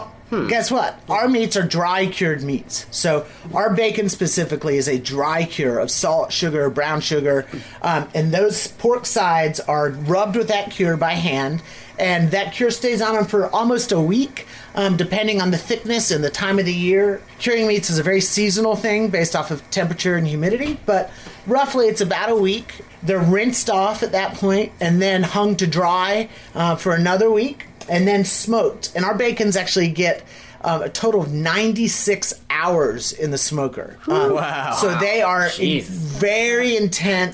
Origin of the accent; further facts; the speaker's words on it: the South, United States; being born and raised in the South